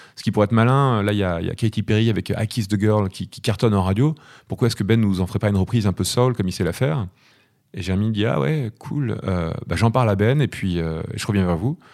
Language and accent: French; Normandy, France; je suis né en Normandie.